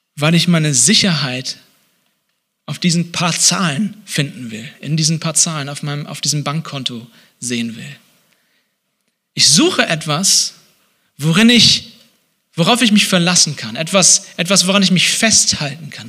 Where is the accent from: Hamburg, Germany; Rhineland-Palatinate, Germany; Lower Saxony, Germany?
Hamburg, Germany; now in Leipzig, Germany; in Hamburg, wo ich herkomme